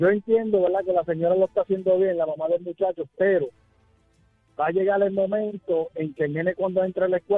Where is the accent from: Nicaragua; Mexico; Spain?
Mexico; now in Puerto Rico; Mira, yo soy originaria de México